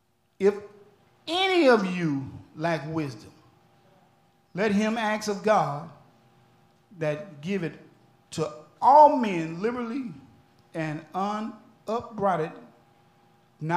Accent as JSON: {"language": "English", "town": "Alexandria", "region": "Louisiana", "country": "United States", "said": "That's why I'm here. I come way from Alexandria, Louisiana."}